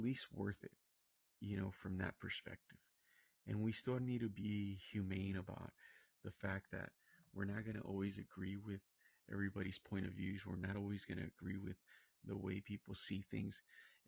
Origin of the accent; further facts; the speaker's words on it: Santa Ana, California, United States; now in Palm Springs, United States; I'm from Orange County. I'm from Santa Ana